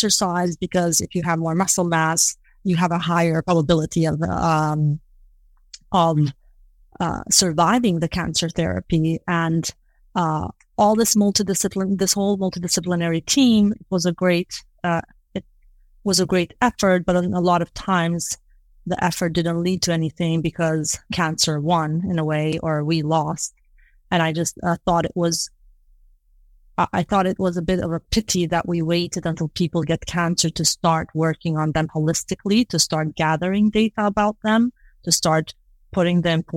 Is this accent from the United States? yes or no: no; Kosovo; moved away; I'm originally from Kosovo. I was born and grew up there